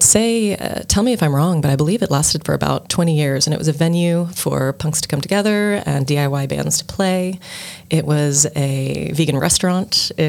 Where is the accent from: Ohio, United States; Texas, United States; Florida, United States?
Texas, United States; Dallas; moved away as an adult; also born or lived in California / Mexico / Guatemala / Hawaii; now in Cork, Ireland; I grew up in Texas, and I grew up in Dallas, Texas.